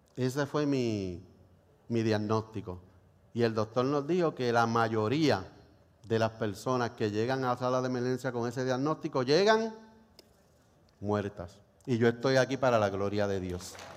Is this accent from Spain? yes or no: no; Puerto Rico; cómo somos los boricuas